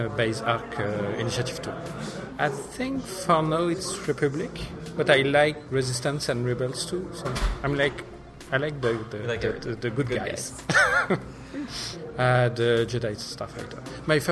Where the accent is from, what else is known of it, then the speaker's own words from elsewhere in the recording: Montreal, Quebec, Canada; I'm from Montreal.